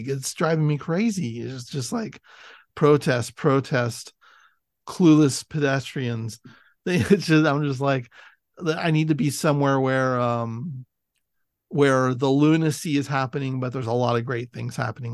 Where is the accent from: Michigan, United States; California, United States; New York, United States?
California, United States; Millbrae; me growing up in Millbrae, I grew up near Candle